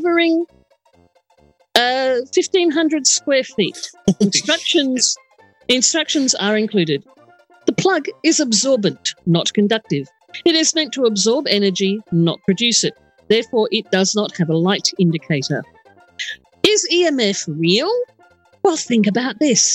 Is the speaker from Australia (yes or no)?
yes; Adelaide, South Australia, Australia; It's in my hometown